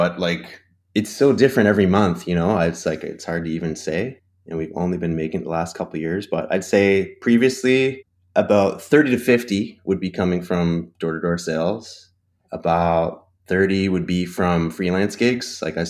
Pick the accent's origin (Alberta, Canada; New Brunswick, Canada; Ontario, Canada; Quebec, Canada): Ontario, Canada; I'm from Ontario.